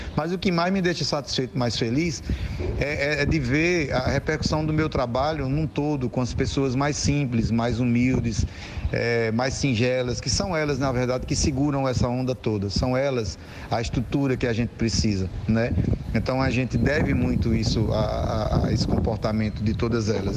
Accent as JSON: {"language": "Portuguese", "town": "Juazeiro", "region": "Bahia", "country": "Brazil", "tie": "born or raised there", "also_born_or_lived": "Salgueiro, Pernambuco", "said": "eu nasci em Salgueiro, Pernambuco. Me criei em Juazeiro da Bahia, porque é onde eu cheguei com dois anos de idade"}